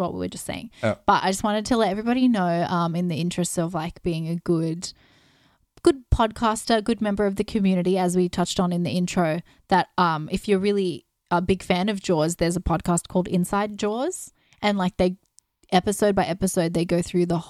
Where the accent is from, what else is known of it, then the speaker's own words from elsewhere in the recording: Australia; We're just Australian, so we just pronounce things weird.